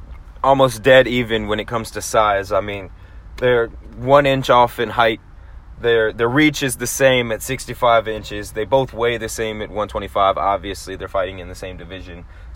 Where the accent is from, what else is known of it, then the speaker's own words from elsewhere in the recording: Hawaii, United States; we're also from Hawaii.